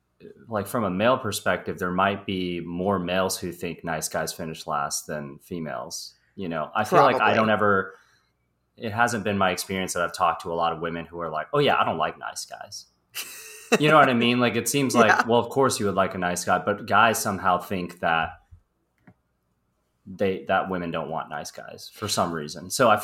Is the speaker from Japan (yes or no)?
no; Midwest, United States; moved away as an adult; now in Los Angeles, United States; That I am originally from the Midwest and that I've been living in Los Angeles for about 10 years.